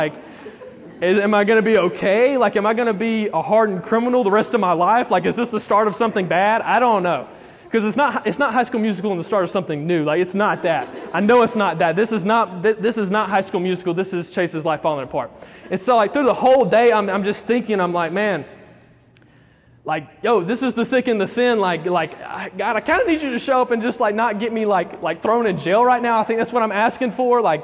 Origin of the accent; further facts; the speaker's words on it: Alabama, United States; I am from Alabama